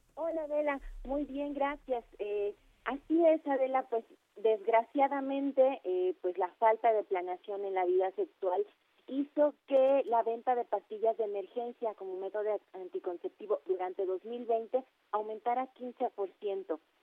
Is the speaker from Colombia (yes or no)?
no; Mexico